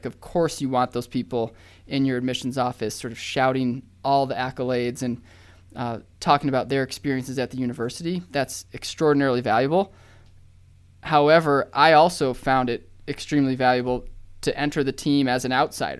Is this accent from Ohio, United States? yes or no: no; Austin, Texas, United States; there's an alumni that lives in Austin from this university, and I'm from Austin.